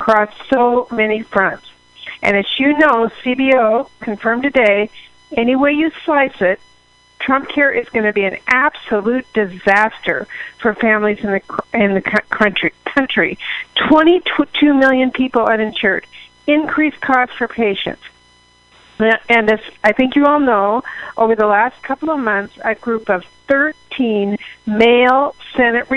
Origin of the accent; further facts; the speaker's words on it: Washington, United States; Washington, my home state